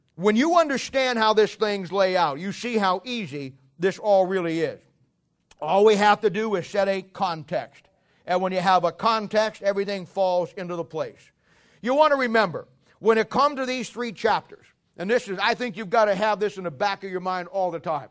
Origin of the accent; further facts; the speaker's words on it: United States; I'm an American by birth